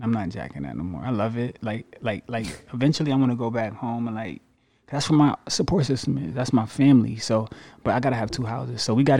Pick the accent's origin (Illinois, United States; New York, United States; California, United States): New York, United States; Syracuse; now in Florida, United States; I'm from Syracuse, New York, man. It's freezing there.